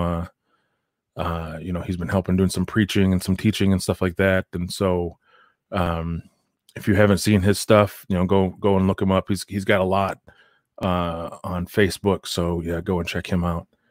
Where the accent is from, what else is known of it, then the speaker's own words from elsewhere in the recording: United States; moved away; I'm Native American, so uh, I grew up on the reservation